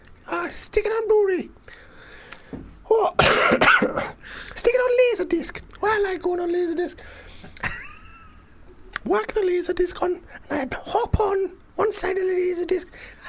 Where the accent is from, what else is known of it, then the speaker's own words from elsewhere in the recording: North East England, United Kingdom; Ridley Scott, man, I'm another Geordie.